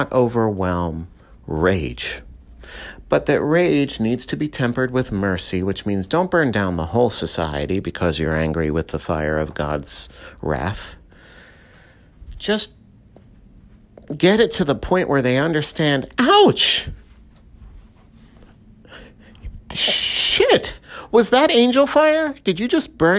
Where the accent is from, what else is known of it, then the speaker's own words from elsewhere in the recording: New York metropolitan area, United States; I come from the New York metropolitan area